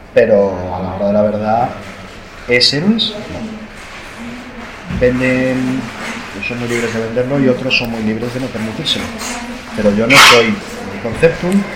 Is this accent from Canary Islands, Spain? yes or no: no; Galicia, Spain; Yo soy gallego